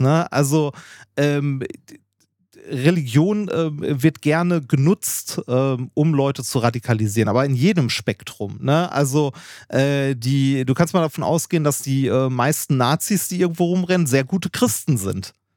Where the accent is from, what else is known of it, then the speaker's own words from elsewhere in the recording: Essen, North Rhine-Westphalia, Germany; ich bin in Essen-Altendorf aufgewachsen